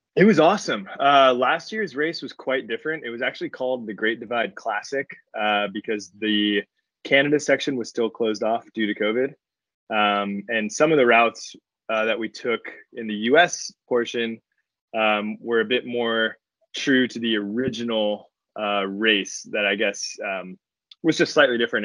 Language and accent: English; Los Angeles, California, United States; I grew up in Los Angeles.